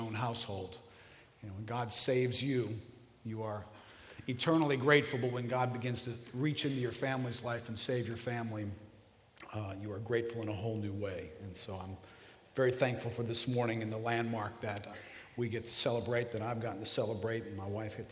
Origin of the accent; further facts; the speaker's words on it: River Ridge, Louisiana, United States; I grew up in River Ridge